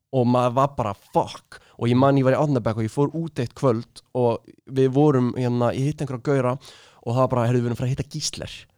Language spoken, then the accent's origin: Icelandic; Reykjavík, Capital Region, Iceland; þegar maður er í Östubarskóla